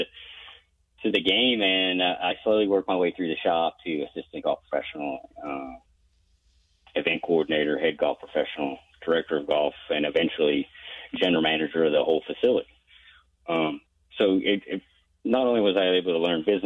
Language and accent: English; Charlotte, North Carolina, United States; born or raised there